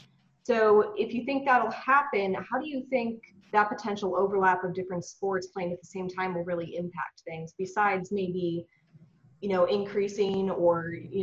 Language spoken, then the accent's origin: English; New Hampshire, United States; I grew up in New Hampshire